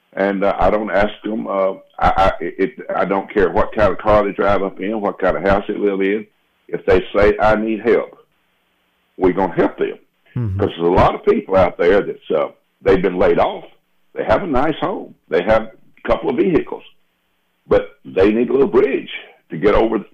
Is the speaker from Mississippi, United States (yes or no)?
yes; Laurel, Mississippi, United States; born there; also born or lived in Oklahoma; I was born in Laurel, Mississippi, as a matter of fact, and I spent a lot of my life, though, in Oklahoma.